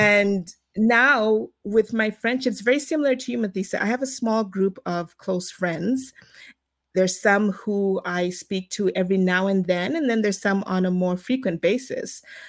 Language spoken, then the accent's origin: English; Zimbabwe; also born or lived in South Africa / United States; So, as you know, I'm from Zimbabwe, but I was not born in Zimbabwe. I was born in South Africa, so spent the first couple years there. And then from there, my family moved to the US